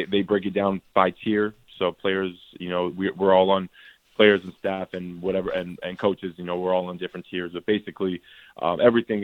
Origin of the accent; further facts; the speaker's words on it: Canada; now in United States; a fellow Canadian